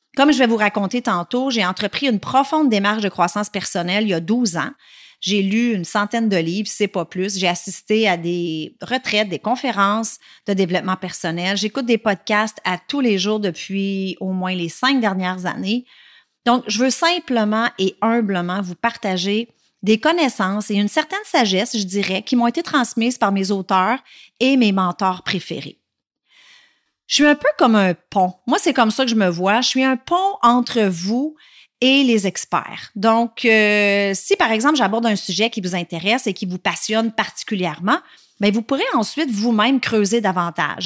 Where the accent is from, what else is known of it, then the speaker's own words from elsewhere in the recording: La Tuque, Quebec, Canada; Je suis née à Latuc, une petite ville en Mauricie, tout près de Shawinigan, et je suis restée à Latuc jusqu'à l'âge de 12 ans